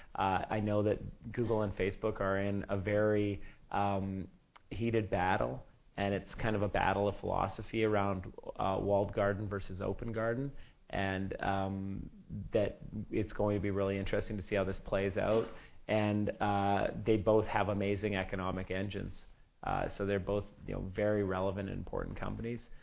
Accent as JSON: {"language": "English", "country": "Canada", "said": "I'm from Canada"}